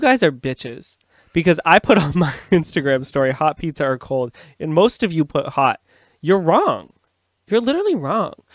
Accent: Canada; I'm a Canadian

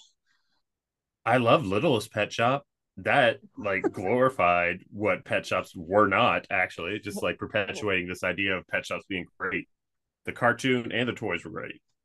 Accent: Kentucky, United States; growing up in Kentucky

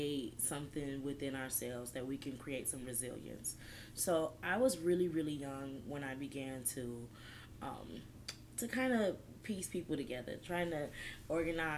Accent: Detroit, Michigan, United States; moved away as an adult; now in San Antonio, United States; I'm a transplant from Detroit. I've been living in this city for about 7 years now.

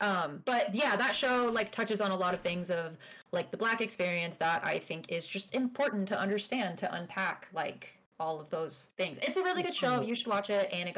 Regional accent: Tucson, Arizona, United States; growing up in Tucson

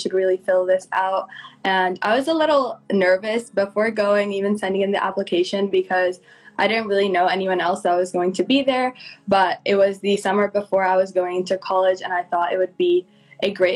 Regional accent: New Jersey, United States; moved away as an adult; now in Pittsburgh, United States; I am from New Jersey, but I go to school in Pittsburgh, Pennsylvania

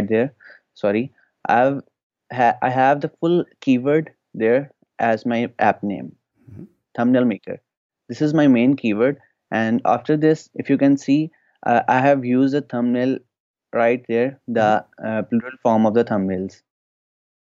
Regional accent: Pakistan; I'm from Pakistan

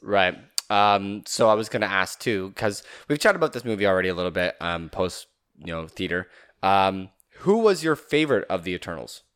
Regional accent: Canada; being Canadian

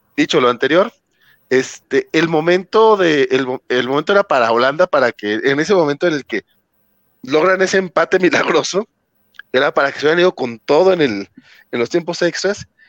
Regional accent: Mexico

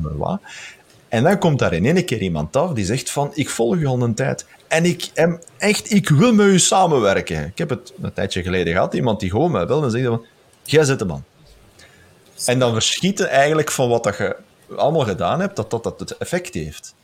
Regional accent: Flemish Brabant, Belgium; now in Moerzeke, Belgium; ik ben een Brabander

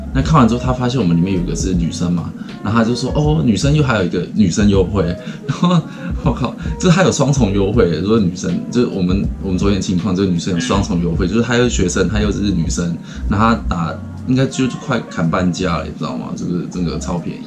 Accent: Taiwan; now in Japan; 我们台湾人

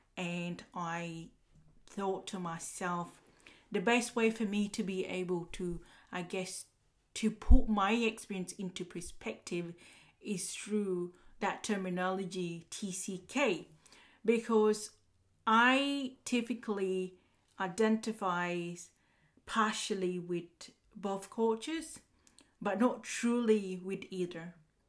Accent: Uganda; now in Australia; More about me, I was born in Uganda, and before moving to Australia, my family would have relocated to many different cities and villages in Uganda.

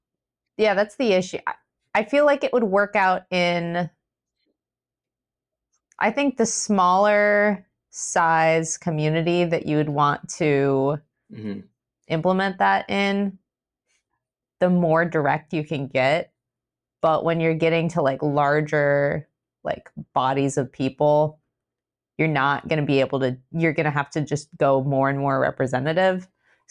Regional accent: Westlake, Ohio, United States; I'm from Westlake, Ohio, which is a suburb of Cleveland.

